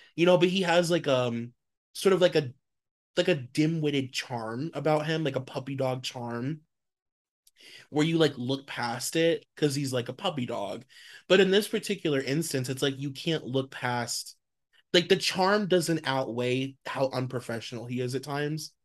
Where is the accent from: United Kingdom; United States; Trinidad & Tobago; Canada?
United States; as an American